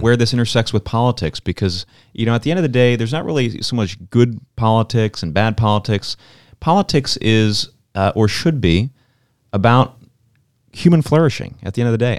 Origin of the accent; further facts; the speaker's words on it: Pennsylvania, United States; I'm from Pennsylvania